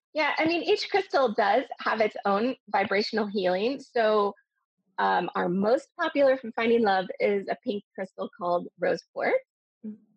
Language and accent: English; United States; moved away as an adult; now in Dubai, United Arab Emirates; I'm originally American and I've been living in Dubai for 20 years